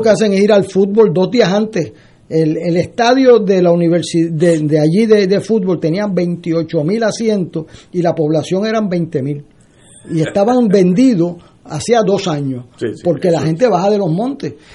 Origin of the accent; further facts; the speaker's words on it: San Juan, Puerto Rico; yo que soy de Río Piedra